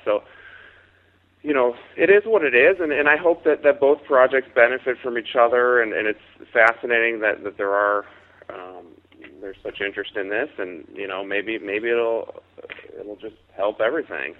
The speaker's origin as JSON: {"language": "English", "town": "Chicago", "region": "Illinois", "country": "United States", "tie": "born or raised there", "said": "I was a serious hockey player growing up in Chicago"}